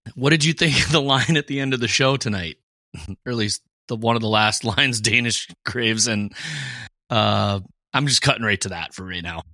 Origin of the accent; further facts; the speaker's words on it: Fargo, North Dakota, United States; we're originally from Fargo. I still am from Fargo.